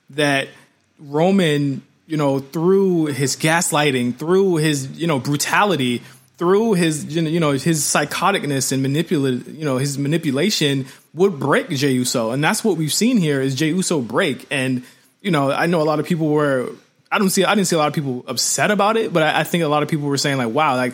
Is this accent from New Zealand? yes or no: no; Canada; accent: Canadian; Are you mocking my Canadian accent right now?